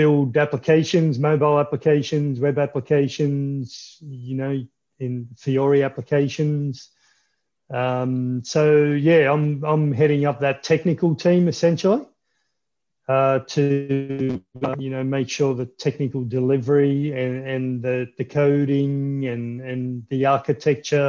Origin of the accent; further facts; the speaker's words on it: Melbourne, Victoria, Australia; Melbourne, Australia.